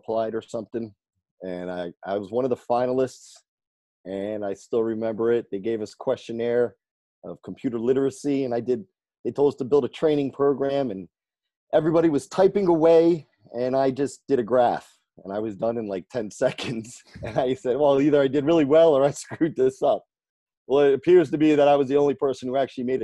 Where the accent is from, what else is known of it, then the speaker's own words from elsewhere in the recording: New Jersey, United States; moved away as an adult; now in California, United States; I'm originally from New Jersey. I moved to California in 03.